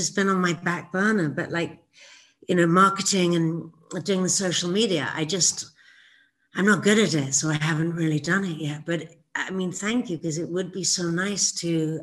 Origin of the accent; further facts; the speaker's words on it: England, United Kingdom; when I was growing up in England